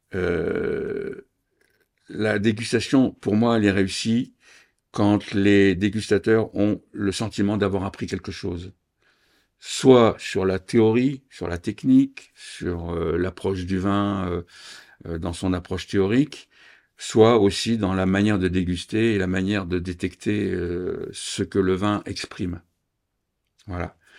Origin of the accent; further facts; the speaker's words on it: Reims, Grand Est, France; je suis champenois, je suis né à Reims